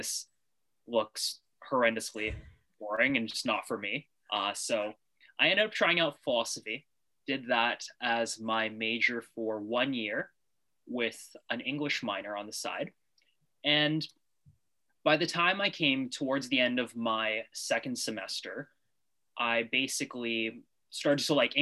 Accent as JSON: {"language": "English", "town": "North Vancouver", "region": "British Columbia", "country": "Canada", "tie": "born or raised there", "also_born_or_lived": "Montreal", "said": "I'm from North Vancouver, born and raised."}